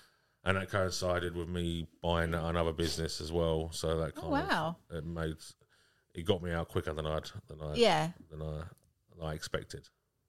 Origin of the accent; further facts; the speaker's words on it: Southend-on-Sea, East of England, United Kingdom; we're from Southend-on-Sea